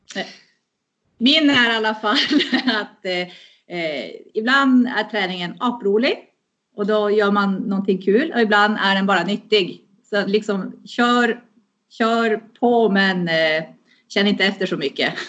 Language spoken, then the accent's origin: Swedish; Luleå, Norrbotten County, Sweden; also born or lived in Finland; bor och verkar här i Luleå. Uppväxt här. Egentligen är jag ju en, en finska, men hela min, min, min barndom och mitt vuxna liv har jag bott här i Luleå